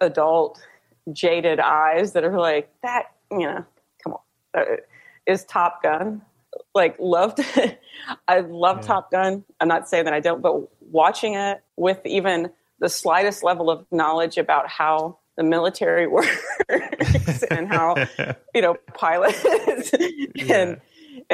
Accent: Texas, United States; growing up in Texas

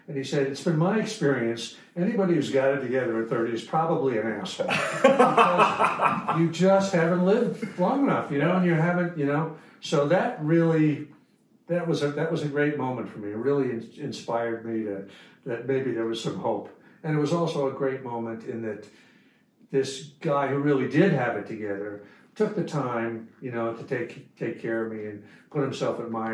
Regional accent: New York, United States; I'm from New York originally

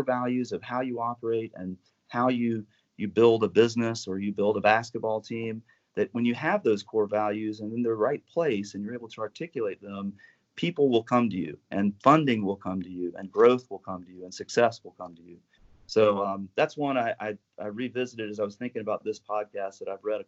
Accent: North Carolina, United States; as a kid growing up in Carolina

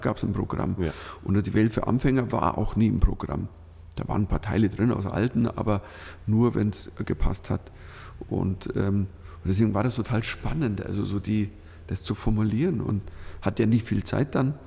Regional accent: Switzerland; also born or lived in Northern Germany; now in Germany; du als Schweizer in Deutschland

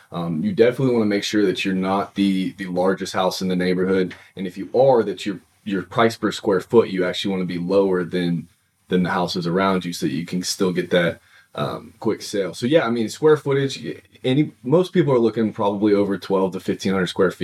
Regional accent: Dallas, Texas, United States; now in Oklahoma City, United States; I'm originally from Dallas

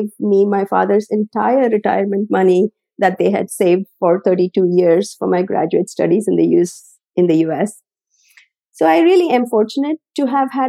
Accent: South India, India; moved away as an adult; now in United States; I was born and raised in South India

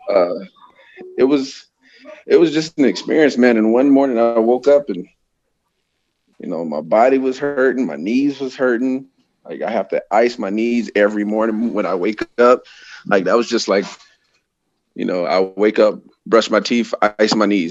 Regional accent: Tampa, Florida, United States; moved away as an adult; also born or lived in Napa, California; now in Bay Area, California, United States; I'm originally from Tampa, Florida.

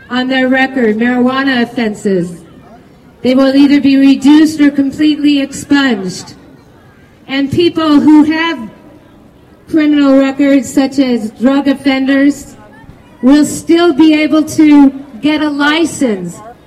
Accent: California, United States; I come from California

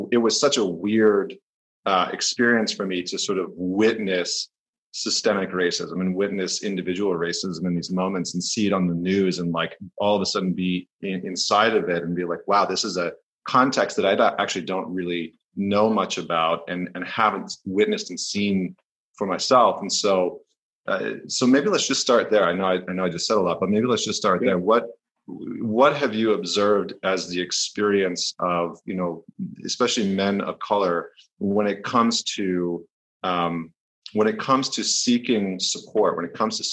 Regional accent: Northern Alberta, Canada; moved away as an adult; also born or lived in New York; I grew up in Northern Alberta in Canada

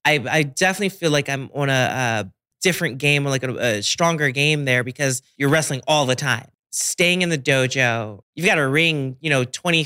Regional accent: Washington, District of Columbia, United States; I literally was stuck in DC and I love my hometown to death, but I genuinely couldn't leave for like 2 months

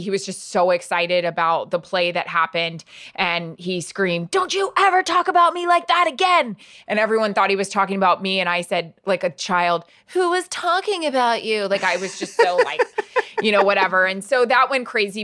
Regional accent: Florida, United States; grew up in Florida

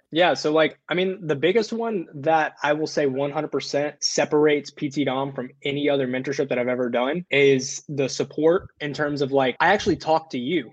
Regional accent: the South, United States; I grew up in the South

